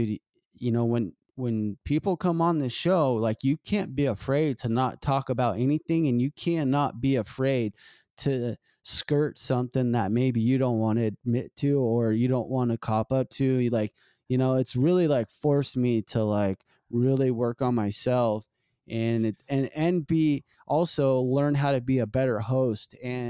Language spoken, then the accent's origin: English; Ritchie, United States; I grew up in Ritchie. I saw a lot of stuff go down in Ritchie.